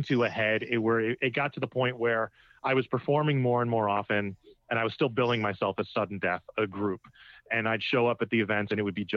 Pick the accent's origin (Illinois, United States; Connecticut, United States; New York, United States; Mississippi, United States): Connecticut, United States; Trumbull; I grew up in Trumbull, Connecticut